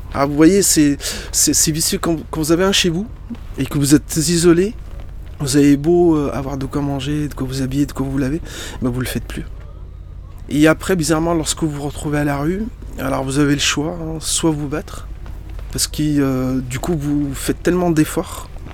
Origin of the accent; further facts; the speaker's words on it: Lyon, Auvergne-Rhône-Alpes, France; French is a second language; also born or lived in Morocco; Dans le 8e où j'étais scolarisé, ça rappelle des souvenirs d'enfance très heureux l'école Saint-Maurice, l'école catholique privée mixte Saint-Maurice. J'arrivais du Maroc à l'âge de 10 ans. Je parlais pas un mot de français